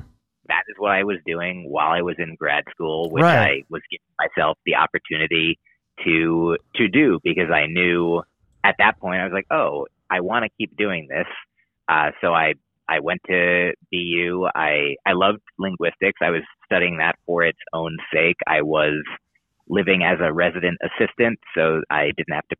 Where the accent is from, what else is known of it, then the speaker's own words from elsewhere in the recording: United States; I'm an American